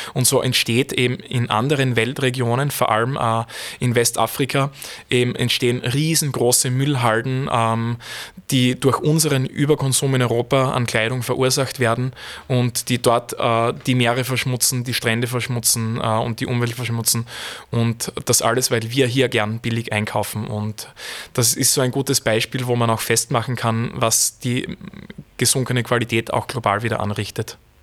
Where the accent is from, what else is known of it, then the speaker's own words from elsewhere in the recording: Feldbach, Styria, Austria; ich komme aus Feldbach